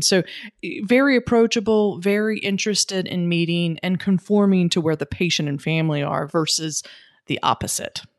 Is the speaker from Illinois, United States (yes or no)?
no; North Carolina, United States; my home state of North Carolina